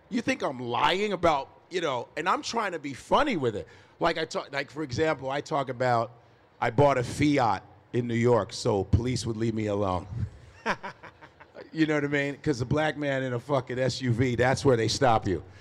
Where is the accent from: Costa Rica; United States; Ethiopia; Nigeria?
Nigeria; I was a pre med psych major in college. Go figure, I'm Nigerian.